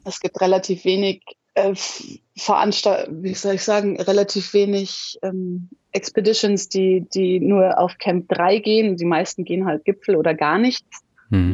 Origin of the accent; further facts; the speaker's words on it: Munich, Bavaria, Germany; moved away; also born or lived in Australia; Ich bin in München geboren, die Alpen vor der Tür